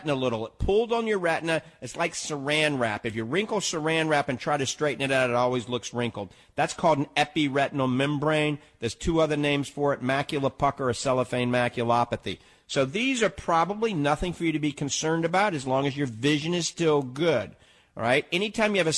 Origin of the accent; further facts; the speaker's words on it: New Orleans, Louisiana, United States; now in Tampa Bay, United States; I'm from New Orleans